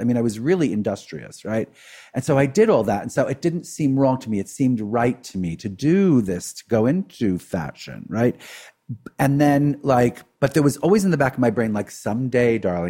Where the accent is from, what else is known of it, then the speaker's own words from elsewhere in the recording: New York City, New York, United States; we grew up in Brooklyn, right? In an Orthodox Jewish community